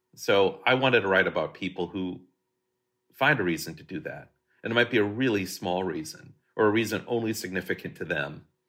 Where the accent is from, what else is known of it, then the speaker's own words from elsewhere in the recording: Hastings, Minnesota, United States; moved away as an adult; now in Burbank, United States; growing up in Hastings, Minnesota